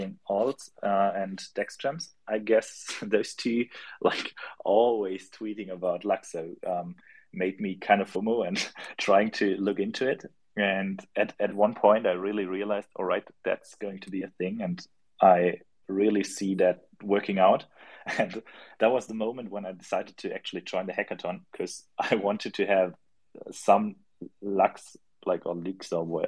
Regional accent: Southern Germany, Germany; I'm from Germany, from south of Germany

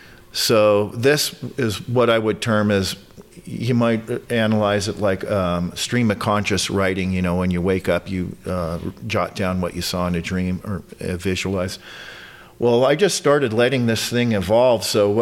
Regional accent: Denver, Colorado, United States; also born or lived in Long Island, New York / Drexel Hill, Pennsylvania; I grew up outside of Denver, Colorado, but I was born in Long Island, New York. As a youngster, I was in Drexel Hill, Philadelphia, Pennsylvania.

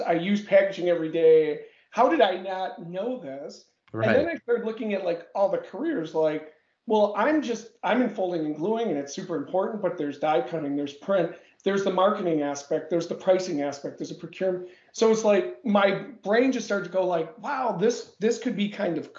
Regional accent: Milwaukee, Wisconsin, United States; Born and bred in Wisconsin, Milwaukee to be specific.

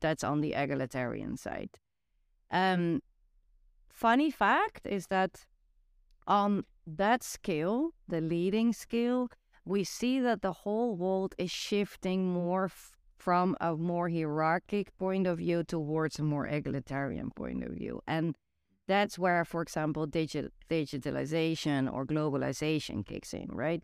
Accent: Netherlands; English is a second language; moved away; growing up in the Netherlands

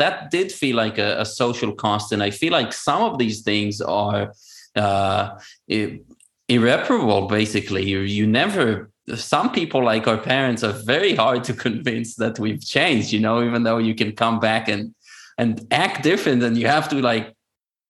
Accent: Israel; first language Hebrew; English is a second language; moved away as an adult; also born or lived in Georgia, United States; I did not speak Hebrew for 2 months. And this is my native language

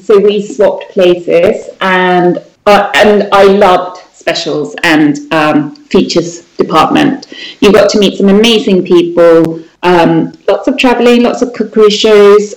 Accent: Sweden; born or raised there; moved away as an adult

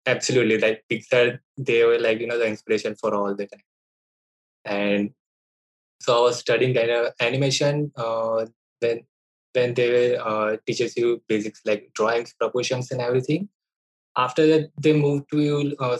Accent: Ahmedabad, Gujarat, India; I'm from Ahmedabad as well, which is like a metro city of Gujarat, India.

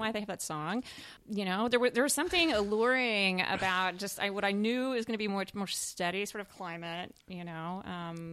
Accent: Smithville, Texas, United States; also born or lived in Arlington, Texas; now in Austin, United States; United Methodist Church in my my hometown in Smithville

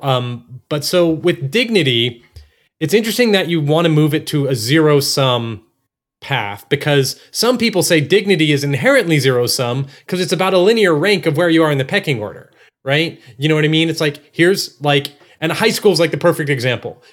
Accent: Texas, United States; I was born in Texas and raised in Texas

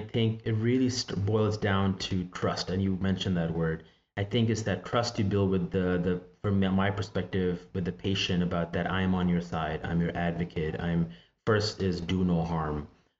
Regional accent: Pakistan; moved away; I think of my background, because I grew up in Pakistan, And, you know, we call that Hakim.

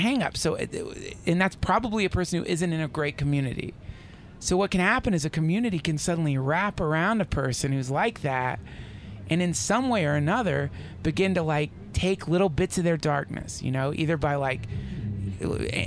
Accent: the South, United States; moved away as an adult; now in Los Angeles, United States; I grew up in the South, this Southern girl

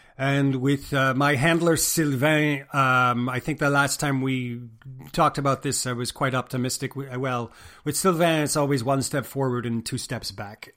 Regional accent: Quebec, Canada; born or raised there; also born or lived in New York City, United States / Houston, Texas, United States; now in United States

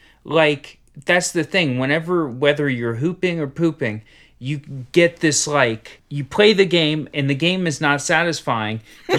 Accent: Cincinnati, Ohio, United States; I grew up in Cincinnati where there's so many hills

